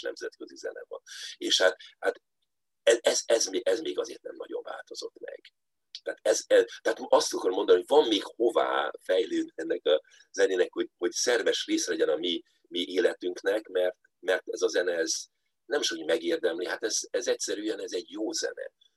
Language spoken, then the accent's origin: Hungarian; Budapest, Hungary; Budapesten a belvárosban lakva